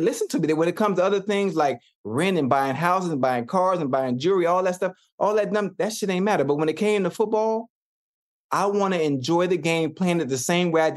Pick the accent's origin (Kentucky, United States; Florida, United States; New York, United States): Florida, United States; Miami; I'm from Miami. I'm from Liberty City, this beautiful place called Dade County